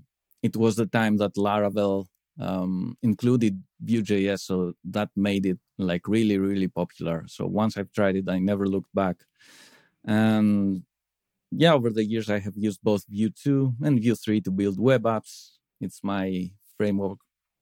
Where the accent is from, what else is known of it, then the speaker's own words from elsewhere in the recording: Crete, Greece; I come from Crete, Greece.